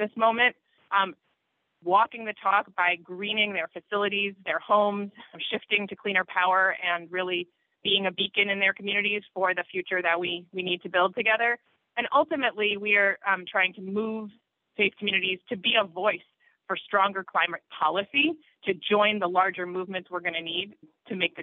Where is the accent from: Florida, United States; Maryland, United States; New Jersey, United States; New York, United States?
Maryland, United States; Baltimore; I grew up in Baltimore in a conservative synagogue